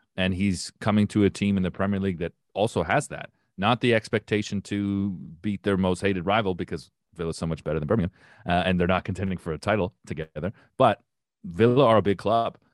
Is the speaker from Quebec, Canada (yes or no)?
no; Windsor, Ontario, Canada; I grew up in Windsor, which was, which is basically suburban Detroit